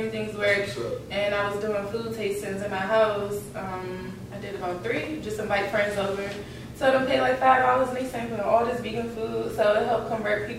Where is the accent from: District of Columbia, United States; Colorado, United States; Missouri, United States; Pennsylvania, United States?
District of Columbia, United States; Washington; also born or lived in Florida; Yes, I grew up in Northeast, but I was all over the city growing up, Southside, Uptown, you know, family everywhere.